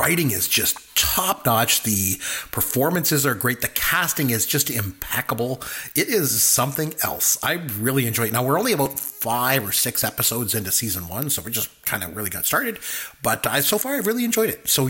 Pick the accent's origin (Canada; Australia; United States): Canada; since I'm Canadian